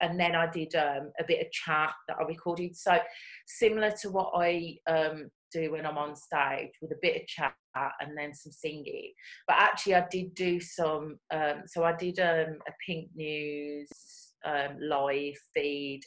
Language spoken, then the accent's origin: English; Birmingham, West Midlands, United Kingdom; accent: Brummie; moved away as an adult; now in London, United Kingdom; my Brummie accent.